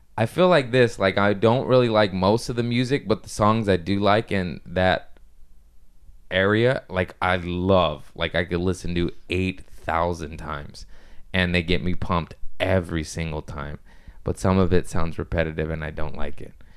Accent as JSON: {"language": "English", "country": "United States", "said": "I'm just American"}